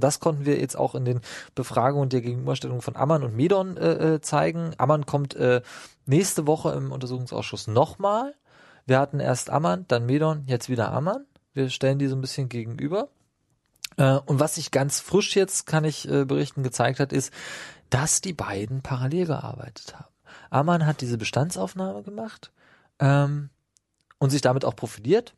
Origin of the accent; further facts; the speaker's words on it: Brandenburg, Germany; Ich komme aus Brandenburg, meine Familie hat da gebaut